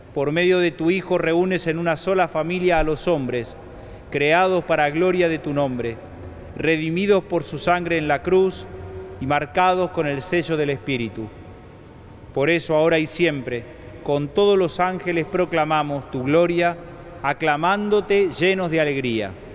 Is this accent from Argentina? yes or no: yes; Argentina; nuestra Argentina